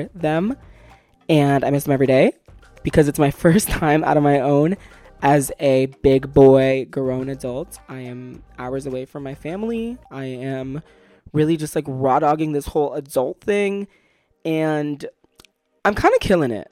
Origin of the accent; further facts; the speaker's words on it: Brooklyn, New York, United States; moved away as an adult; also born or lived in Yonkers, New York; now in the South, United States; I was born in Yonkers, but they brought me back to Brooklyn as fast as humanly possible